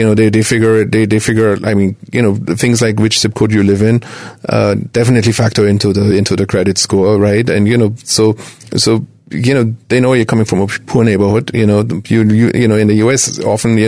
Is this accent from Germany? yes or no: yes; Germany; now in United States; I'm originally from Germany